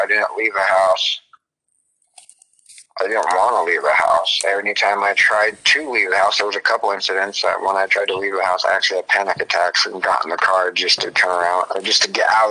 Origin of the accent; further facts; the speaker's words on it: Preston, Idaho, United States; I'm an Idaho country boy. That's where I grew up. If you ever seen Napoleon Dynamite, I'm from Preston, Idaho. That's where it was filmed. That's where I'm from.